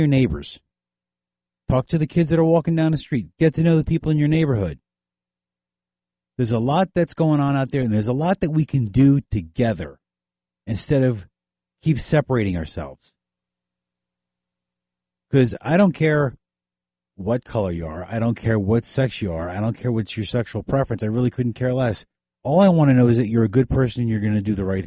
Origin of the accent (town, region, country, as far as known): United States